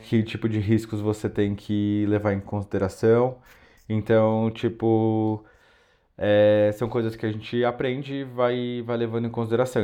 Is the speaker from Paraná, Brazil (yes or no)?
no; São Paulo, Brazil; moved away as an adult; also born or lived in Porto, Portugal; now in Madrid, Spain; Eu sou de São Paulo